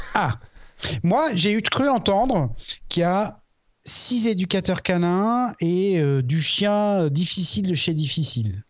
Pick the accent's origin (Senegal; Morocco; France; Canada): France; Alsace, Grand Est; à la base je suis alsacien